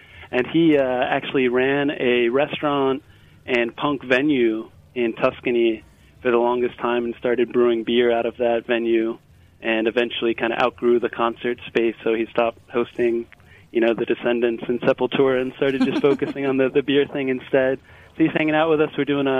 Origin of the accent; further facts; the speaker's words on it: Northern Ireland, United Kingdom; moved away as an adult; now in Philadelphia, United States; But I was born and raised in Northern Ireland, moved out to the States in 92